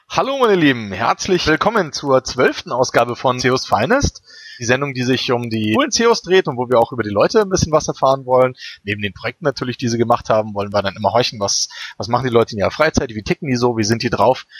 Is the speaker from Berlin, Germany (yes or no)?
yes; Berlin, Germany; moved away as an adult; now in Munich, Germany; ich komme ja aus Berlin, also ich wohne ja auch erst seit sechs Jahren hier in München.